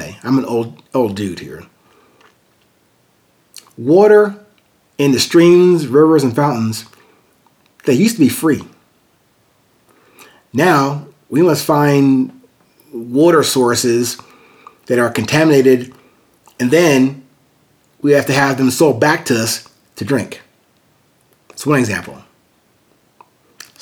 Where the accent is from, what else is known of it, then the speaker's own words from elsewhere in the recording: Amityville, New York, United States; growing up in a very musically and artistically gifted family in Long Island, New York. Actually, I was born in Amityville, New York